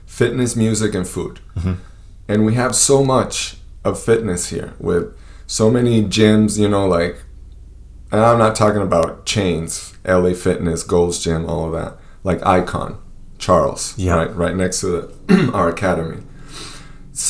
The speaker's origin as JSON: {"language": "English", "country": "Venezuela", "also_born_or_lived": "East Peoria, Illinois", "moved": "yes", "said": "well, Venezuela"}